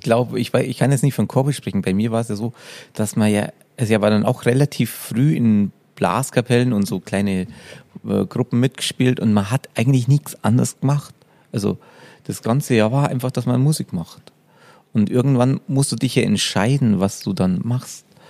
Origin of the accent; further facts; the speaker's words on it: Upper Palatinate, Bavaria, Germany; Ich komme aus der Oberpfalz